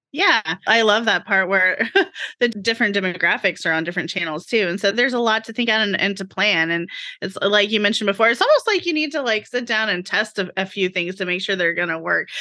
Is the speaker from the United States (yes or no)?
yes; Oklahoma, United States; I grew up in Oklahoma